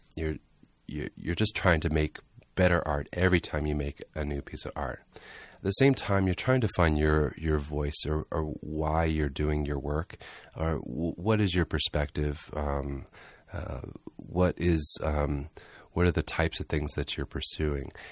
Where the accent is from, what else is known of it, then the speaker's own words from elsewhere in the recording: Charleston, South Carolina, United States; moved away; also born or lived in Southeast Georgia / Atlanta; I'm originally from Charleston, South Carolina